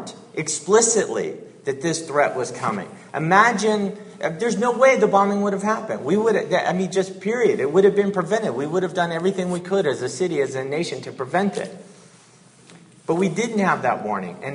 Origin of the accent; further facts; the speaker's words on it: Georgia, United States; moved away; I was born in Georgia and grew up a Southern Baptist